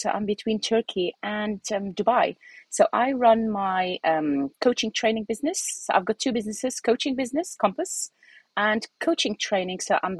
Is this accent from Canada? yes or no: no; Algeria; also born or lived in United Kingdom; I'm originally Algerian. So I'm Algerian British who has been moving around.